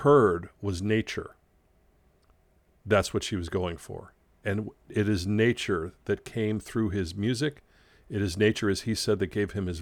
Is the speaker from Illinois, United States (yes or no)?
yes; Chicago, Illinois, United States; I was growing up in Chicago